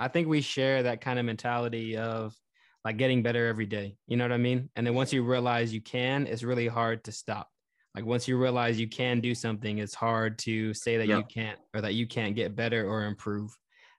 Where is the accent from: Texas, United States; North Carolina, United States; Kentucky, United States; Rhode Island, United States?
Texas, United States; Houston; growing up in Texas and maybe growing up in Houston.